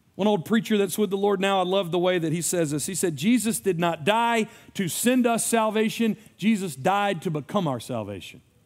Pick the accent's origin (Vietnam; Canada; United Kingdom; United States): United States; as an American